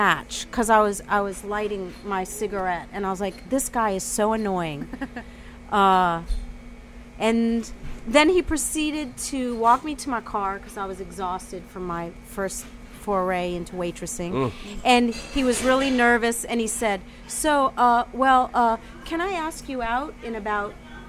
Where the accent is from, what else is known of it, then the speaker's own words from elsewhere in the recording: New Orleans, Louisiana, United States; growing up in New Orleans.